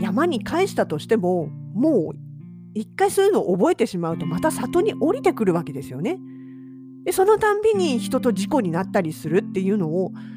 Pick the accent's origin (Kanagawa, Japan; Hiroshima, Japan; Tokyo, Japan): Kanagawa, Japan; Yokohama; now in Hokkaido, Japan; うちの実家なんかだって、横浜市の市街地、住宅街にありますけど